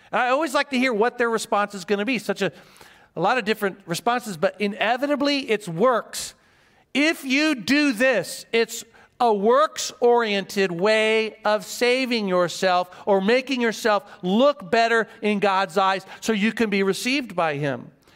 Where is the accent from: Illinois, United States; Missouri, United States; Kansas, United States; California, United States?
Missouri, United States; Joplin; now in Guam; I was born in Joplin, Missouri. Small town, Missouri.